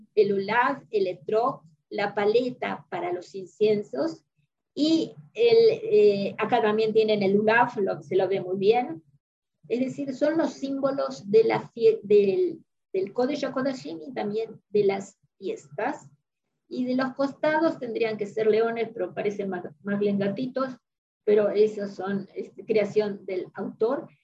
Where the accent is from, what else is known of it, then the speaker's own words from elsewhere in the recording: Argentina; los que somos de la Argentina estamos acostumbrados